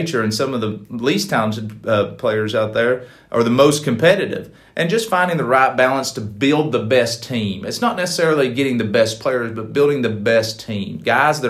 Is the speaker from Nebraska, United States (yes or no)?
no; East Tennessee, United States; moved away as an adult; also born or lived in Huntsville, Alabama; now in Alabama, United States; near my hometown in East Tennessee